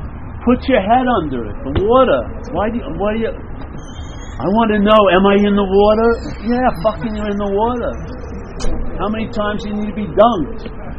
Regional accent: Long Island, New York, United States; now in San Francisco, United States; I'm from Long Island, New York.

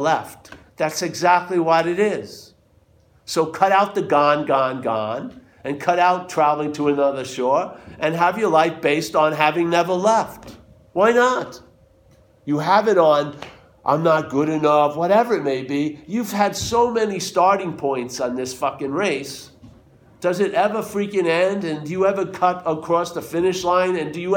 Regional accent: New York, United States; I'm from New York

